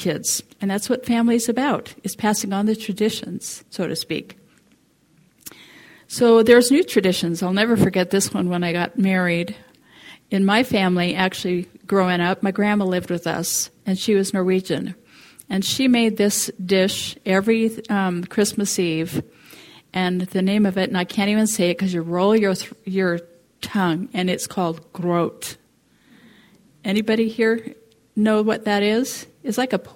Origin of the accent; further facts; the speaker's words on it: Coeur d'Alene, Idaho, United States; also born or lived in England; I grew up in Coeur d'Alene, but came to this area